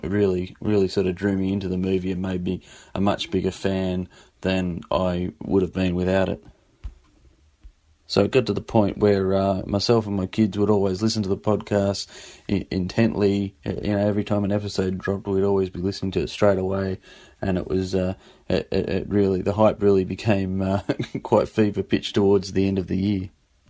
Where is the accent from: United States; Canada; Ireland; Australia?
Australia; Sydney, New South Wales; I'm from Sydney, Australia.